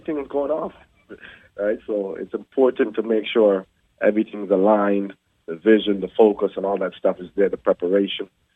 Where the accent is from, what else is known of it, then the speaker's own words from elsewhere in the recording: Jamaica; accent: Jamaican and Canadian; now in Canada; grew up in Jamaica. I was born in Jamaica, land of the fast sprinters.